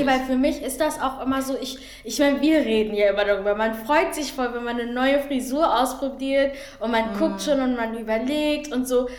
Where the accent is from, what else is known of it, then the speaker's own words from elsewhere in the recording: Germany; ich bin deutsch. So, ich war noch nie in Angola oder Kongo gewesen. So, ich bin mhm. deutsch. Ich kenne nichts anderes. Es ist leider Gottes mein Heimatland